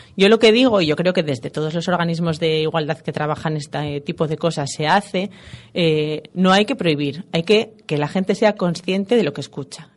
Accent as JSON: {"language": "Spanish", "town": "Gijón", "region": "Asturias", "country": "Spain", "said": "Soy de Gijón"}